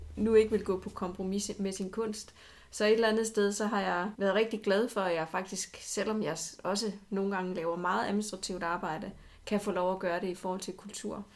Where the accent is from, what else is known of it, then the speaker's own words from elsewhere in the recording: Odense, Southern Denmark, Denmark; jeg er jo øh, Odenseaner, har boet det meste af mit liv i Odense.